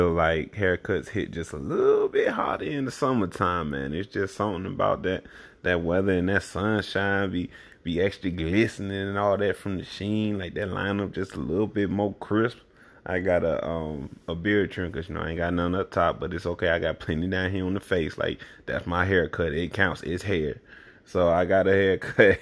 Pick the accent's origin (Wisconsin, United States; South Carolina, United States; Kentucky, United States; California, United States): South Carolina, United States; moved away as an adult; now in Oakland, United States; growing up in this state